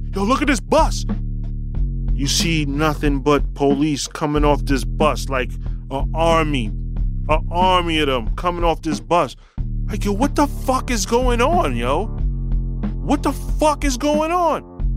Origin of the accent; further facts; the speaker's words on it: New York City, New York, United States; I'm a New Yorker, born and raised